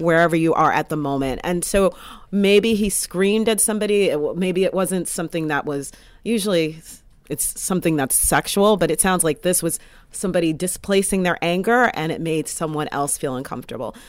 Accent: United States; as an American

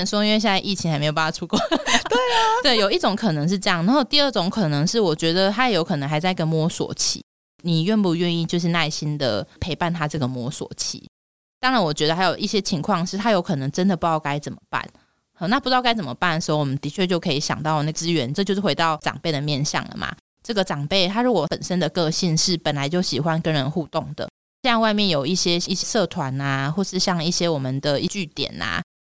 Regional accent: Taiwan; 我们台湾人或是亚洲人

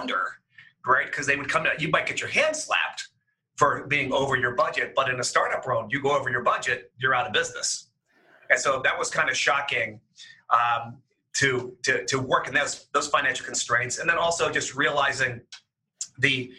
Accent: Pittsburgh, Pennsylvania, United States; moved away as an adult; also born or lived in Seattle, Washington; now in Cleveland, United States; I'm a native Midwestern boy. I grew up in the Pittsburgh area.

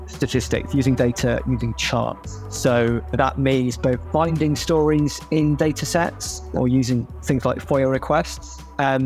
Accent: United Kingdom; as a Brit

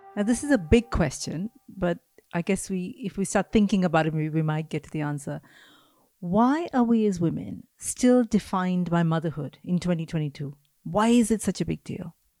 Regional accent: India; moved away; I grew up in India

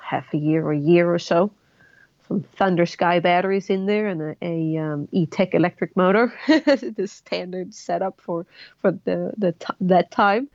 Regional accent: Sweden; moved away as an adult; also born or lived in Colorado, United States; now in New Zealand; I'm originally from Sweden. Moved to um, Colorado in the U.S. Um, about 12 years ago for love.

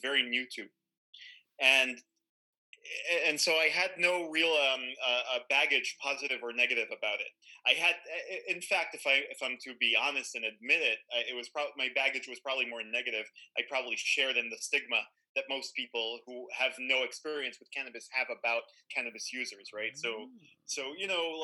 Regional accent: Tel Aviv, Tel Aviv District, Israel; moved away as an adult; I'm Israeli. I grew up in Tel Aviv

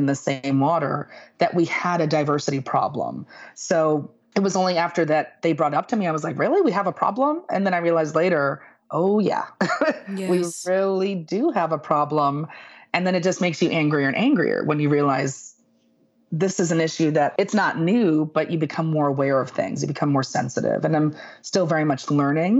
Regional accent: New York City, New York, United States; I am Puerto Rican. I grew up in the Bronx

